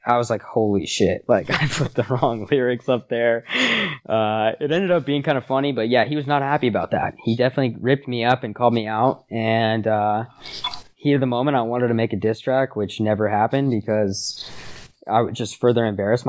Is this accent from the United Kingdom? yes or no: no; Denver, Colorado, United States; I grew up in Denver, Colorado